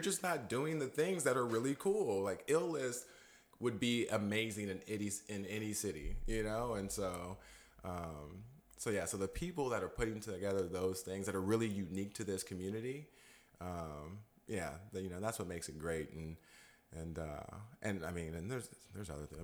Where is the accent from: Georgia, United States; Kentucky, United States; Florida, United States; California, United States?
California, United States; Modesto; also born or lived in Alameda; I'm a native here, grew up here, so call, call this place home.